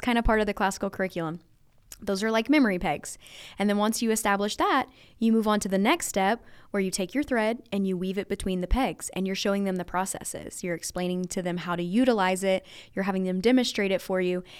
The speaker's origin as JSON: {"language": "English", "region": "Louisiana", "country": "United States", "tie": "born or raised there", "said": "I was raised in Louisiana, very rural. Um, I live, like, five miles away from where I grew up"}